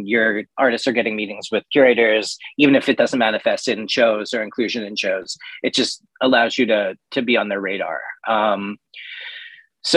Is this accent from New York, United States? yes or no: yes; New York, United States; I'm from New York